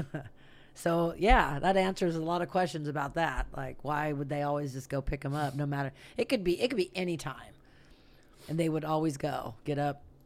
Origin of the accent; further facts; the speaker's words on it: Santa Rosa, California, United States; I'm from Santa Rosa. That's where I was born and raised.